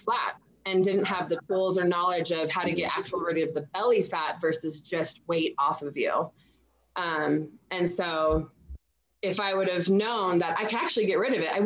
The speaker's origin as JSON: {"language": "English", "town": "San Diego", "region": "California", "country": "United States", "tie": "born or raised there", "said": "growing up in San Diego"}